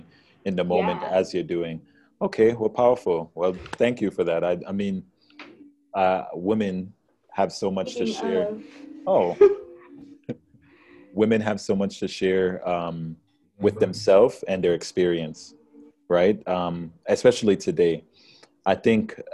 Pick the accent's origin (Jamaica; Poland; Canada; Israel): Jamaica; now in United States; I come from Jamaica.